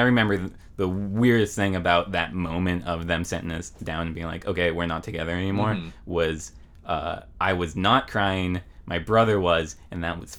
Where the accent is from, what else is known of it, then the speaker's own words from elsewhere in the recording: Maple Valley, Washington, United States; also born or lived in Seattle / Federal Way / Des Moines, Washington; Maple Valley was the name of the place where I spent most of my childhood